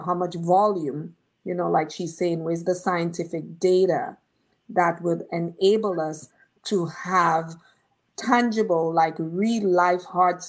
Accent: Dominica; moved away; us from Dominica

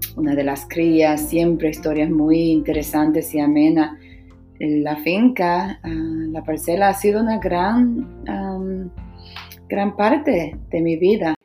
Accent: San Cristóbal, Dominican Republic; no tan solo del barrio Madre Vieja, nuestro barrio natal, mi barrio natal, pero también de toda la provincia de San Cristóbal

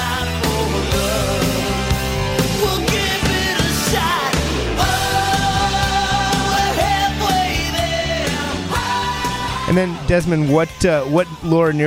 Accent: New Jersey, United States; I'm from New Jersey

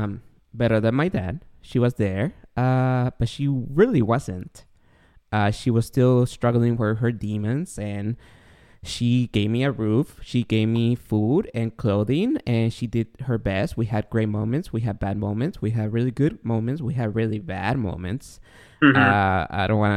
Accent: Guatemala

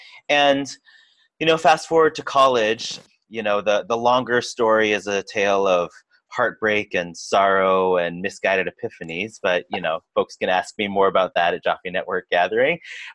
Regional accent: Eastern Washington, Northern Idaho, Inland Northwest, United States; I grew up in the Inland Northwest, Eastern Washington, Northern Idaho. Part of our local Jewish community

